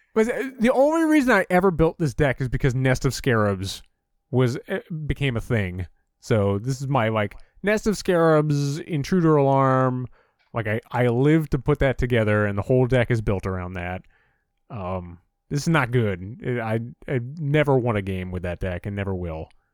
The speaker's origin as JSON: {"language": "English", "region": "Northeast", "country": "United States", "tie": "born or raised there", "said": "growing up in the Northeast, we're, w, you know, in the tri-state area"}